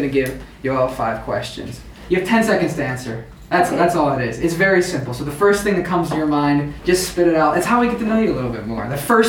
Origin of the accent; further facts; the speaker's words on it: Pittsburgh, Pennsylvania, United States; I'm from Pittsburgh.